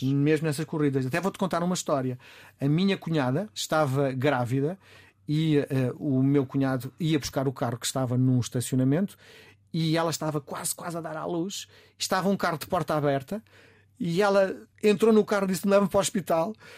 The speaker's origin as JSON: {"language": "Portuguese", "country": "Portugal", "said": "Eu sou português"}